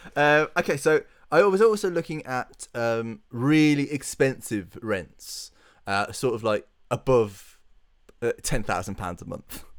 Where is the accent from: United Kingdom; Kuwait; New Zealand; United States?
United Kingdom; I'd rather live in the U K because it's my hometown, uh, my home, uh, island